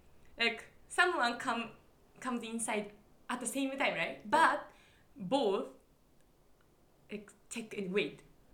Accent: Nagoya, Aichi, Japan; So, I lived in Nagoya, right? I grew up in Nagoya.

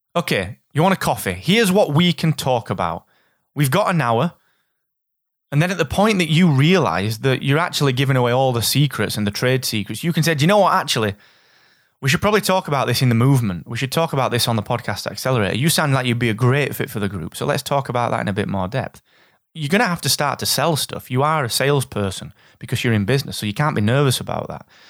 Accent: Barnsley, Yorkshire and the Humber, United Kingdom; from Barnsley

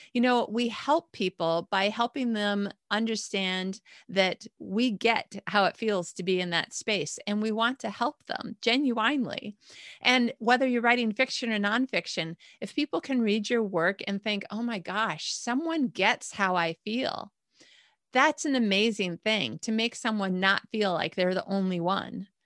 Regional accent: Michigan, United States; moved away as an adult; also born or lived in Indiana / Chicago; now in Malmö, Sweden; I've lived in Michigan my whole life. I was born in Indiana, then Chicago by the time I was five. We moved to Michigan, and I lived there until, uh, John and I got married

